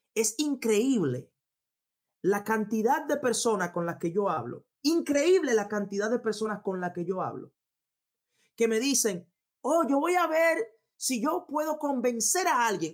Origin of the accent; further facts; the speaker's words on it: Dominican Republic; República Dominicana, donde yo de donde yo vengo, de donde yo vengo